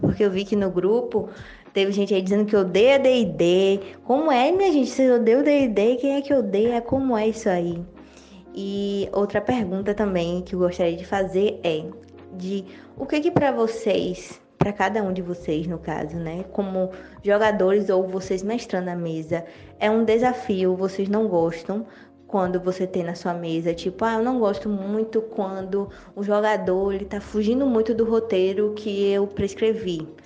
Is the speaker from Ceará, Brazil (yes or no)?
yes; Ceará, Brazil; now in Salvador, Brazil; Eu sou do Ceará, mas moro em Salvador, Bahia, então nordestina aqui.